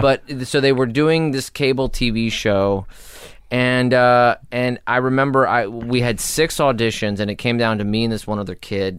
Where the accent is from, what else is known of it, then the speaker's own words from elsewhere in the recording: Los Angeles, California, United States; I was born in Hollywood, raised in North Hollywood